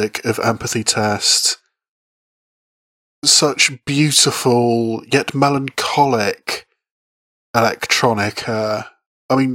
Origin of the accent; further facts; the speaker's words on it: Bath, South West England, United Kingdom; busking on the streets of my hometown of Bath